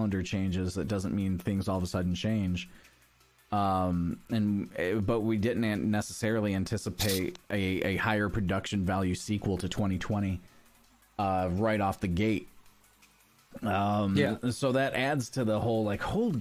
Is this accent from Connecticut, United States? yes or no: no; Michigan, United States; moved away; I grew up in Michigan